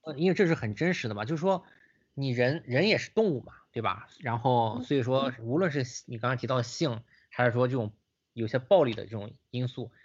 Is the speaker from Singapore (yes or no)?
no; China; 我作为一个中国人